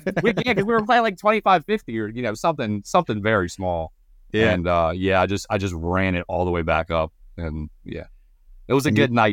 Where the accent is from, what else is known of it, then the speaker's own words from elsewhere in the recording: Baltimore, Maryland, United States; So, born and raised Baltimore, Maryland. Lived in Maryland my whole life.